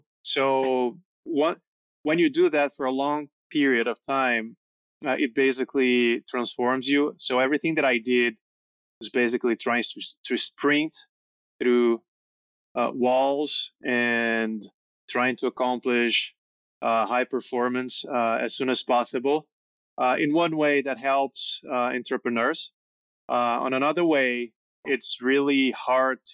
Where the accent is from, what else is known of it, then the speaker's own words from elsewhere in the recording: São Paulo, Brazil; Born and raised in Sao Paulo.